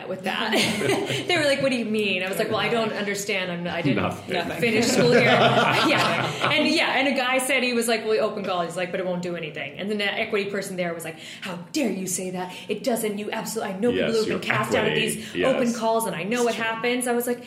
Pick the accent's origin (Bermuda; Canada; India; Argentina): Bermuda; accent: American; moved away as an adult; also born or lived in Texas / Glasgow, Scotland / London; I'm from Bermuda